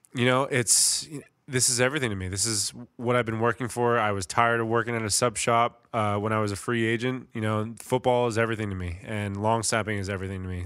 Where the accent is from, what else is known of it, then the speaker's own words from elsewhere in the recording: Middletown, New Jersey, United States; moved away as an adult; now in Philadelphia area, United States; I'm a Jersey guy. I'm from Middletown, New Jersey, which is only about an hour away from here